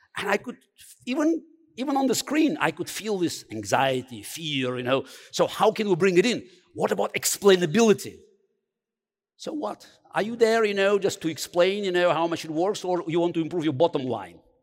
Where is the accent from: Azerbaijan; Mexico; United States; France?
Azerbaijan; Baku; English is a second language; moved away; I grew up in Baku